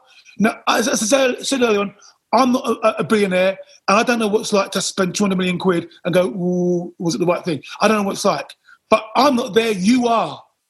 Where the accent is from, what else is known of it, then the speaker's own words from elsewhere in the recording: United Kingdom; And again, we're British.